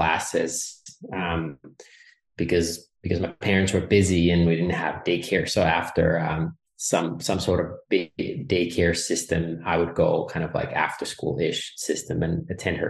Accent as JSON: {"language": "English", "country": "Finland", "second_language": "English", "moved": "as an adult", "lives_now": "Texas, United States", "said": "I am a 13th generation family farmer out of Finland, and I still manage the farm with my brother"}